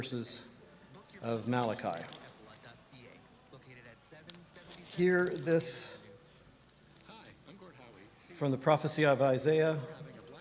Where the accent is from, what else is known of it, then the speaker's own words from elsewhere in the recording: Indiana, United States; We're from Indiana, but my parents live in Kentucky